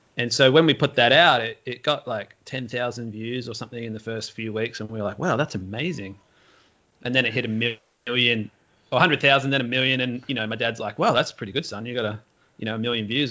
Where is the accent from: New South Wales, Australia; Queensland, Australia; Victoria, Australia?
Victoria, Australia; Melbourne; I grew up in Melbourne in the suburbs